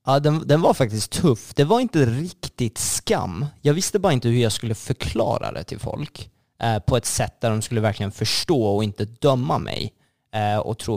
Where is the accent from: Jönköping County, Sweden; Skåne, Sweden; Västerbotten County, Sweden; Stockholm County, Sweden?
Stockholm County, Sweden; Sollentuna; jag är uppvuxen i Sollentuna, eh, mer, mer specifikt Malvägen